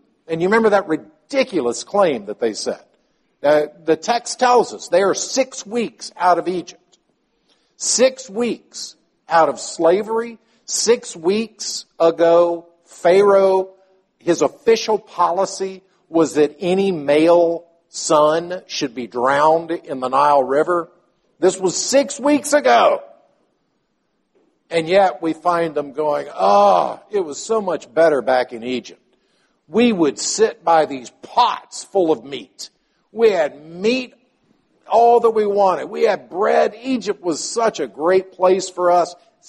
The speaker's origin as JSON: {"language": "English", "country": "Palestine", "tie": "born or raised there", "said": "Many of you know that I grew up in Palestine. My father was a medical missionary to the Arabic community there."}